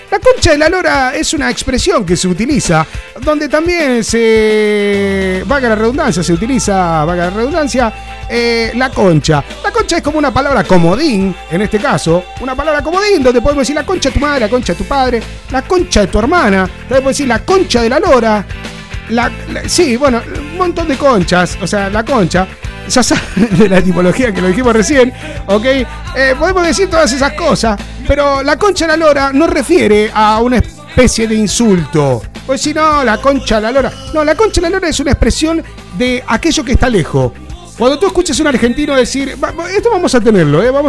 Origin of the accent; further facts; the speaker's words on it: Seville, Andalusia, Spain; eh, soy de Sevilla.